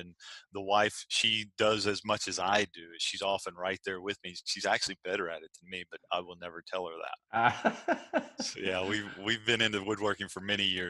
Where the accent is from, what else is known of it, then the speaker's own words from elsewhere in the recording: the South, United States; now in Virginia Beach, United States; Well, we're from the South. And being from the South, you own a home without a dining room.